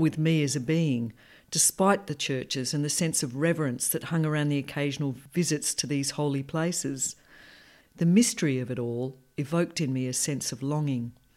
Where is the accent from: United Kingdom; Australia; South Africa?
Australia; Perth, Western Australia; I grew up in Perth in a loving, down-to-earth and rational family.